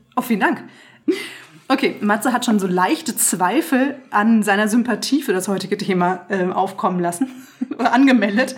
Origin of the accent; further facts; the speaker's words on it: Franconia, Bavaria, Germany; mein Bayer, Bayerntum, was nicht ganz korrekt ist, denn ich bin ja Fränkin